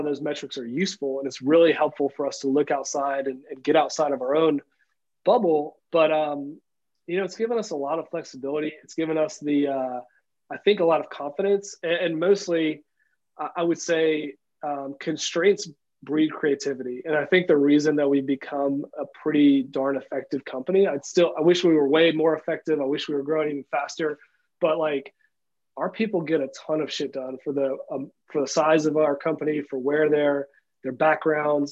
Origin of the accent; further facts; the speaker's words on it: Tennessee, United States; we're just dudes from Tennessee